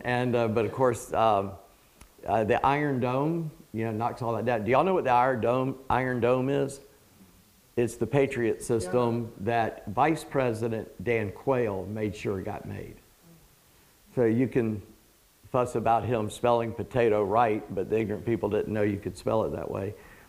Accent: England, United Kingdom; I'm not Greek, I'm English, so hell followed him.

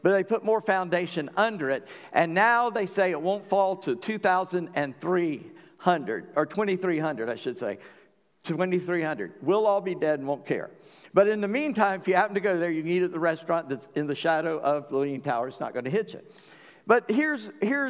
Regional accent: South Carolina, United States; My granddad was born in Kentucky, but I was raised in South Carolina

